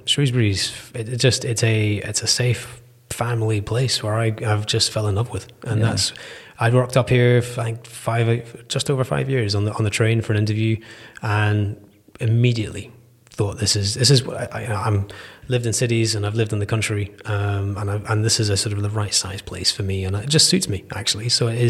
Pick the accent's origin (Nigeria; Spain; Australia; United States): Nigeria; born there; My parents were oil and gas. They were expats. They were living in Nigeria when I came around.